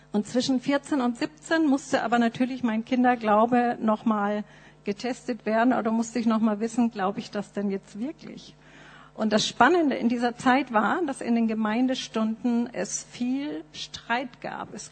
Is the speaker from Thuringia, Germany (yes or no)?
no; Nuremberg, Bavaria, Germany; meine Eltern äh, waren in der Baptistengemeinde in Nürnberg. Das ist mein geistliches Zuhause. Da bin ich aufgewachsen in der Sonntagsschule und Jungscher Freizeiten.